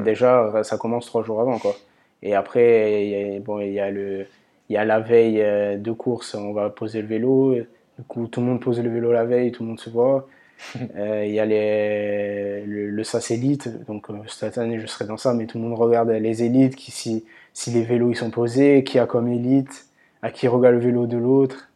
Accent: Ajaccio, Corsica, France; moved away; also born or lived in Paris; je suis né à Ajaccio

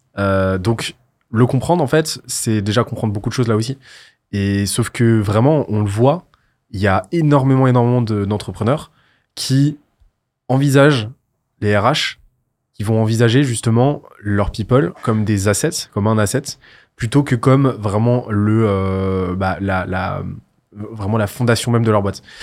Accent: Toulouse, Occitania, France; Parce que je viens de Toulouse

